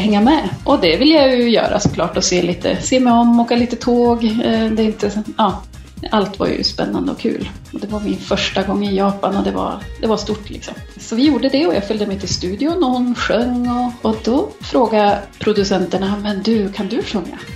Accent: Norrland, Sweden; jag kommer från Norrland

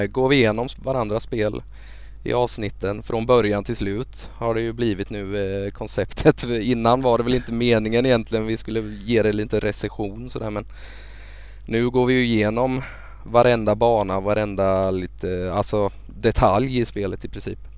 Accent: Småland, Sweden; Jag är ju smålänning

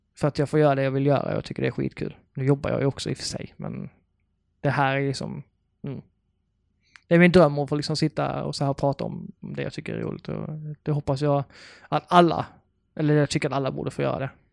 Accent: Karlshamn, Blekinge, Sweden; now in Lund, Sweden; jag kommer från Karlshamn i Blekinge

